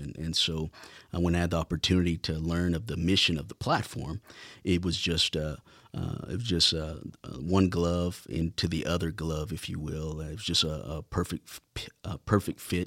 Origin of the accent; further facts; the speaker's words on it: Lubbock, Texas, United States; being born and raised in Lubbock